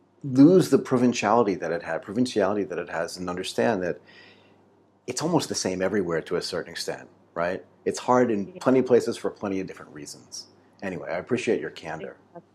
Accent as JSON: {"language": "English", "country": "United States", "said": "I'm from the United States, right?"}